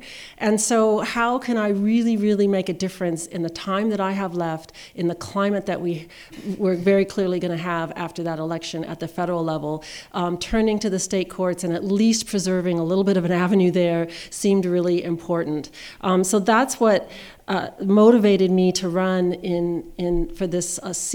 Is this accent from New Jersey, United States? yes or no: no; Seattle, Washington, United States; I grew up in Seattle, Washington, a mixed-race family.